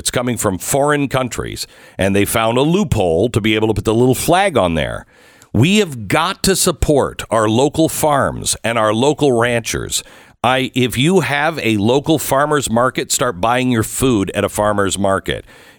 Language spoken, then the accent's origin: English; Texas, United States; here in Texas?